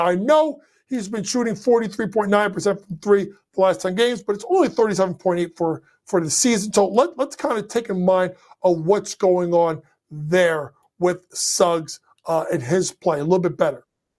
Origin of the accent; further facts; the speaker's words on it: New York City, New York, United States; my hometown team, the New York Knicks.